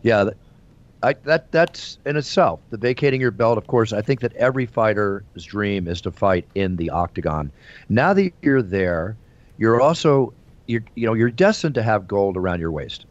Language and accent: English; Philadelphia, Pennsylvania, United States; Philadelphia, my hometown